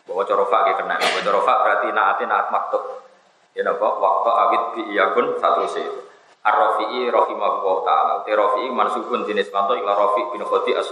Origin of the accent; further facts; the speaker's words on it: North coast of Java, Indonesia; Saya ini orang Pantura, jadi nggak suka nyindir.